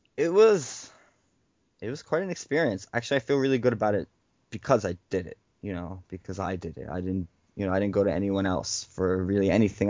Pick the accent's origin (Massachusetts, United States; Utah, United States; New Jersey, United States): New Jersey, United States; Elizabeth; born or raised there